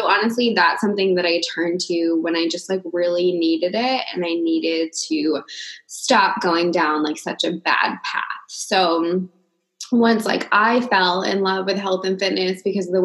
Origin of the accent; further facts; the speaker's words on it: Maine, United States; now in California, United States; I live in California, but I grew up in Maine with Leah.